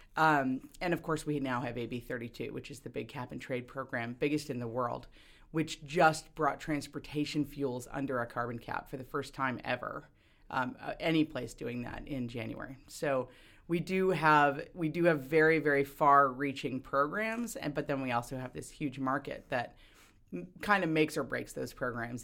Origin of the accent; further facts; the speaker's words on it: Wisconsin, United States; now in California, United States; my home state of Wisconsin